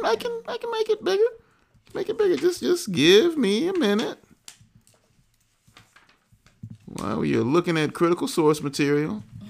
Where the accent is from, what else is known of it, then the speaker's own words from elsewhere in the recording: Atlanta, Georgia, United States; We are from Atlanta. {S1} Uh-huh. {S0} We grew up here.